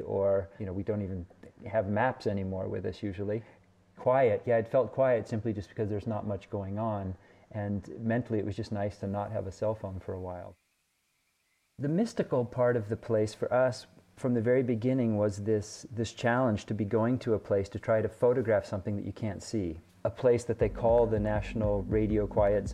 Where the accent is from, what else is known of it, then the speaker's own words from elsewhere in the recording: United States; moved away as an adult; now in Europe; I'm an American photographer